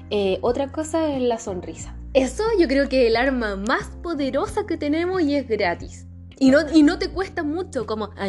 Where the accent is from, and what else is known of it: Chile